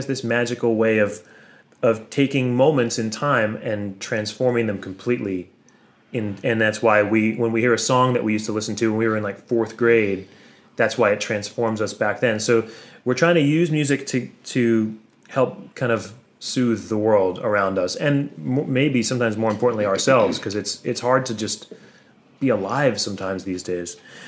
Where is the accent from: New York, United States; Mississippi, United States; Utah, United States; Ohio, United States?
New York, United States; Brooklyn; I maybe didn't say it, but I grew up in New York City. And I didn't grow up at all, like bluegrass had to find... I had to find it.